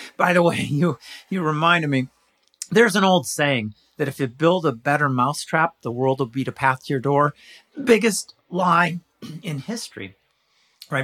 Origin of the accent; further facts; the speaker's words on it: California, United States; moved away as an adult; now in Pittsburgh, United States; I was born in California